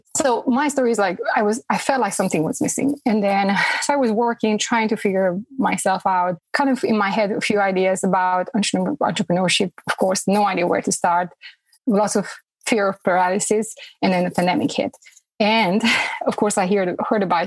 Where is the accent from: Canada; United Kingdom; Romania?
Romania; moved away as an adult; now in Fayetteville, United States; Originally, I'm from Romania.